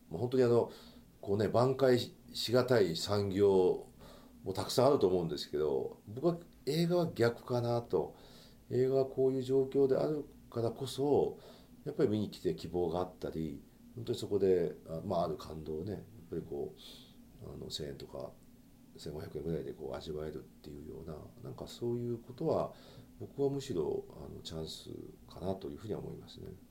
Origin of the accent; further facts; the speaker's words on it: Nara, Japan; now in Tokyo, Japan; 今奈良というところにその自分の実家の家があって